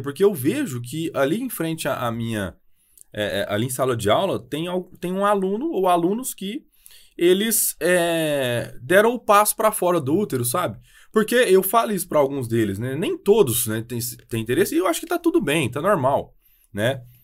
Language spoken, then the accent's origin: Portuguese; Ituiutaba, Minas Gerais, Brazil; accent: mineiro; also born or lived in Brasília / Montreal; eu sou mineiro pelo sotaque, eu sou do Triângulo Mineiro